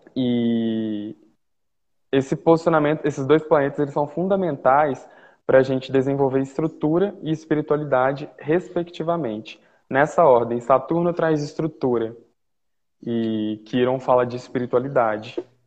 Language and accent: Portuguese; Uberlândia, Minas Gerais, Brazil; moved away